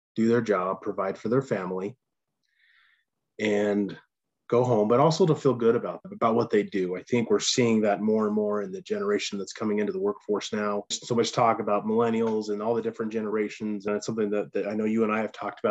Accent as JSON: {"language": "English", "country": "United States", "tie": "born or raised there", "also_born_or_lived": "Texas", "moved": "yes", "said": "we all grew up in Bear Lake"}